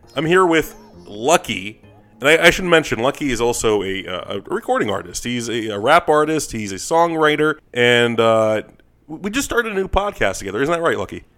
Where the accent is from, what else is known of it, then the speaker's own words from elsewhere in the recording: New York, United States; moved away; we're both from New York